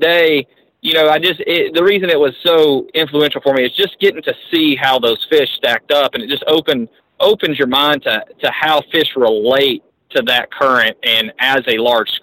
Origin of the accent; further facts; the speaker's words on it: United States; I grew up on the Arkansas River